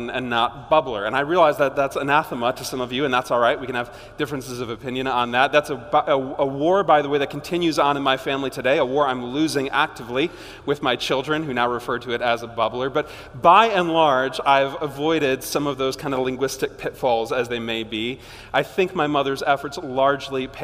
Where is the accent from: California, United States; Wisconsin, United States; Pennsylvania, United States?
Wisconsin, United States; Greendale; accent: Wisconsin; also born or lived in Beaver Dam, Wisconsin / Horicon, Wisconsin; my family moved to Greendale, kind of on the southwest corner of Milwaukee, which is really where I grew up